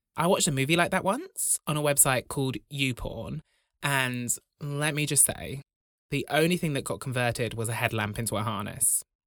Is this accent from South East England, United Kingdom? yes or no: no; Braunton, South West England, United Kingdom; When I was growing up in Braunton, the largest village in Europe